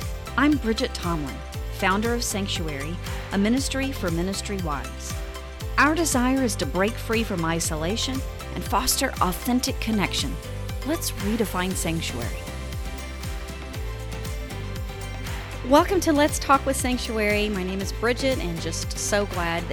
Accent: Oklahoma, United States; Oklahoma, my home state

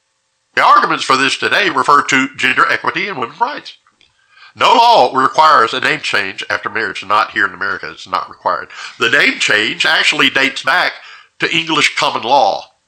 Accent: Deep South, United States; I was brought up in the Deep South, and my parents were from Mississippi, and my mother, in particular, had a religious history that ran deep in her family.

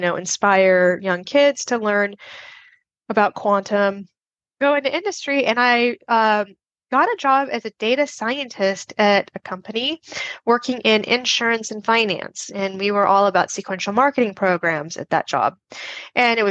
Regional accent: Las Vegas, Nevada, United States; I grew up in Las Vegas, Nevada

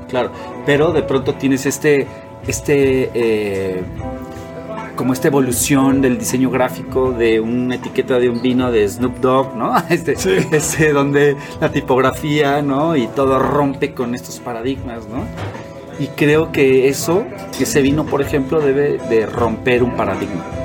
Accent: Mexico; no tenía esta cultura, eh, como mexicano

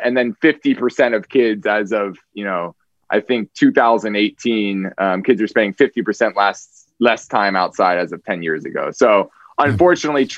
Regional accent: Marin County, California, United States; I actually grew up in Marin's just across the Golden Gate Bridge

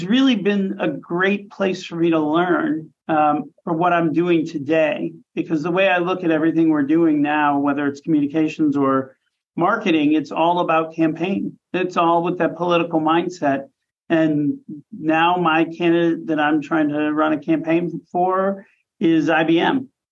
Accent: Milwaukee, Wisconsin, United States; moved away; I will always say the center of the universe, which is Milwaukee, Wisconsin

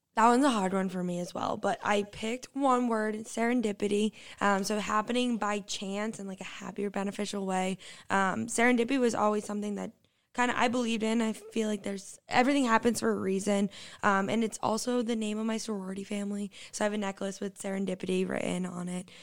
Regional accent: Quincy, Massachusetts, United States; moved away as an adult; now in High Point, United States; I'm originally from Boston, Massachusetts, Quincy, actually, right outside of the city

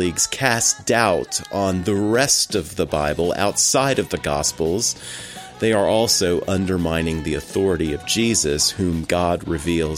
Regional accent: United States; accent: American; my boring American accent

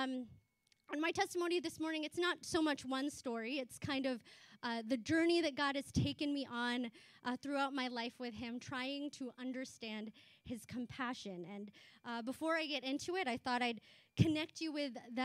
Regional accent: Chatham, Ontario, Canada; also born or lived in Philippines; I immigrated here from the Philippines, so growing up in the 90s in Chatham, I was a visible minority

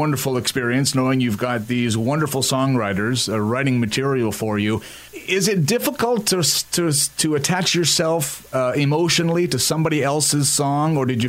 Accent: Canada; I'm also French-Canadian

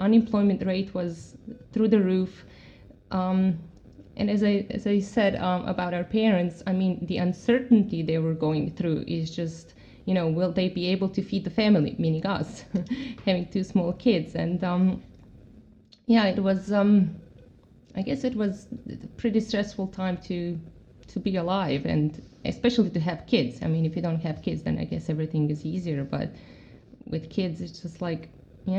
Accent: Croatia; English is a second language; moved away as an adult; also born or lived in Namibia / United States / Mexico; we grew up on the Slovenian border, which is like 25 kilometers away from Zagreb, in a small town

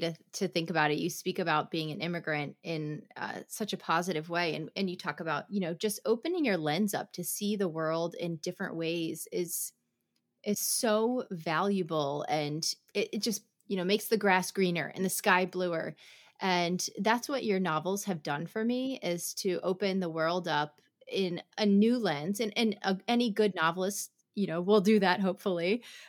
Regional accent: New York City, New York, United States; I'm from New York City.

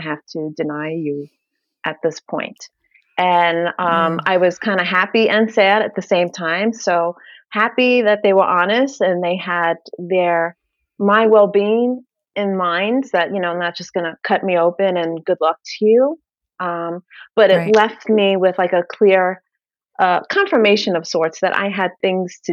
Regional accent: New York City, New York, United States; moved away; I'm from Brooklyn, if you haven't gathered yet from the accent. So we lived in New York. I was born and raised there

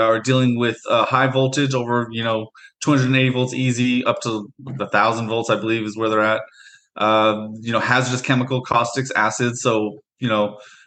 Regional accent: Portland, Oregon, United States; also born or lived in Beaverton, Oregon; I'm actually from the Portland area, so I've lived in and out of Portland and Beaverton pretty much growing up my whole life.

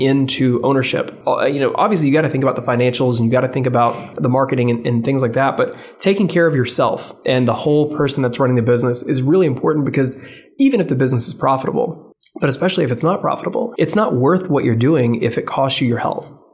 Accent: Memphis, Tennessee, United States; I was born and raised in Memphis

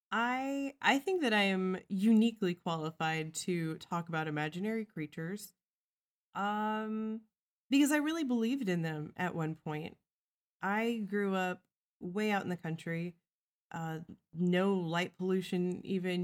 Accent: Midwest, United States; I came from the Midwest

